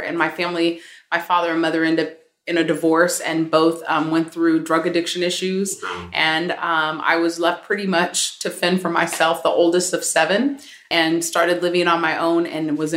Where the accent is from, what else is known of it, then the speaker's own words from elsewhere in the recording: San Francisco, California, United States; moved away as an adult; now in Philadelphia, United States; San Francisco Bay Area, born and raised and educated there for college